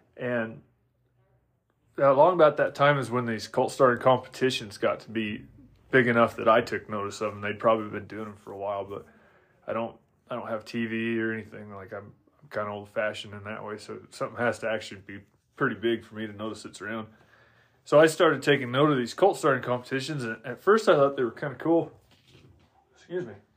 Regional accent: Oregon, United States; I'm originally from Oregon

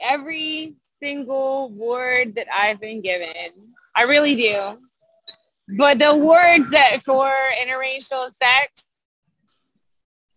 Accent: Cincinnati, Ohio, United States; now in Miami, United States; I'm originally from Cincinnati

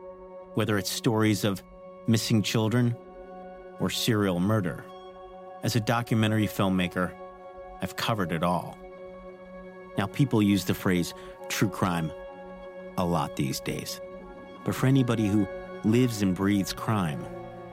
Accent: New York City, New York, United States; Growing up in Staten Island, we'd often heard the legend of Cropsey

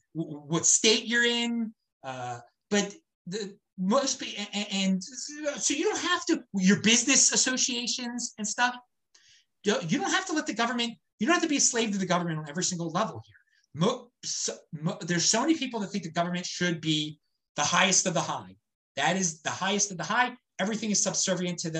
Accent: Baltimore, Maryland, United States; moved away; I am from Baltimore

